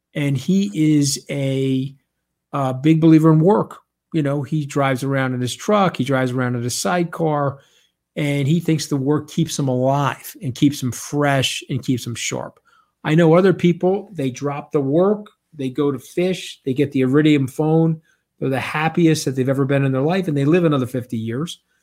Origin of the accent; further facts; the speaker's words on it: Long Island, New York, United States; I'm an Italian from Long Island.